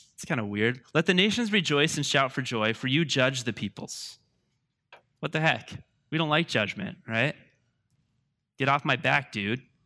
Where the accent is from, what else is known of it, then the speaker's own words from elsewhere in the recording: United States; I love being an American